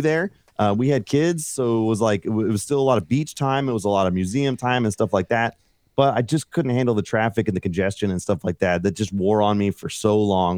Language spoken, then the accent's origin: English; Fairfield, California, United States; moved away as an adult; also born or lived in Los Angeles; now in Colorado, United States; I grew up in California, okay, and outside of the Bay Area, s, uh, Fairfield